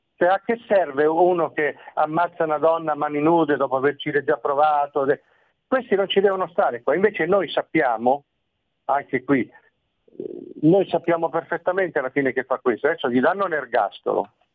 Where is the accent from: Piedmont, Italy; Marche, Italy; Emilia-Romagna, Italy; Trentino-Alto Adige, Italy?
Marche, Italy; now in Milan, Italy; io sono marchigiano